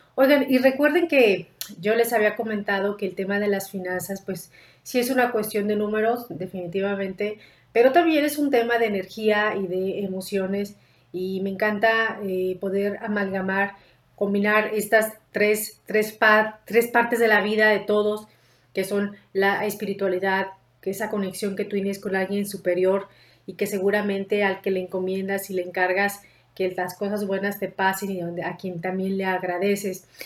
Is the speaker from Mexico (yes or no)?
yes; Mexico; como mexicanos